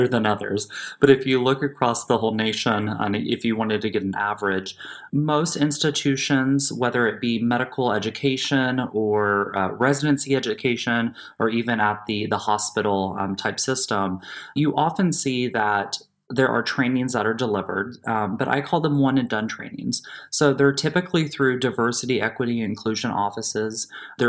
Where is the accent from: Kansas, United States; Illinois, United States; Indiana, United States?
Indiana, United States; Southern; I'm born and raised in Southern Indiana, rural Indiana